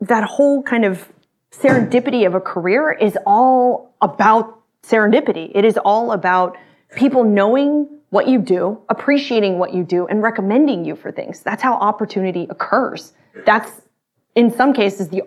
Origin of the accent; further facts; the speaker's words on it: Austin, Texas, United States; I grew up in Texas, in Austin